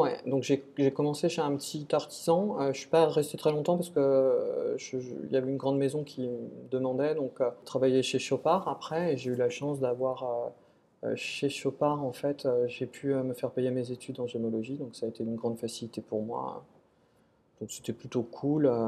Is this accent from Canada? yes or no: no; Nantes, Pays de la Loire, France; moved away; also born or lived in Saint-Amand-Montrond; Je suis un Nantes à la base je suis né à Nantes